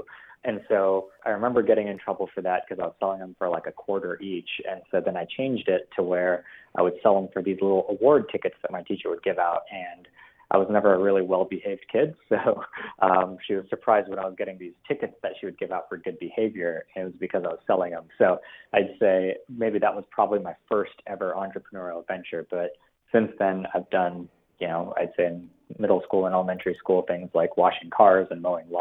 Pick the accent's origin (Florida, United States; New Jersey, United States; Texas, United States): Texas, United States; Dallas; also born or lived in India / Pittsburgh; I was born originally in India, actually, and moved to the United States when I was 6 years old. Spent some time living in Pittsburgh and then Dallas. And I'd say mostly I've grown up in Dallas, Texas. So that's where I'm from